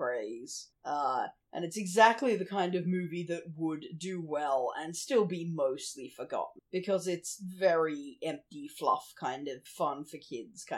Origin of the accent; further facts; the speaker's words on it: Australia; as an Australian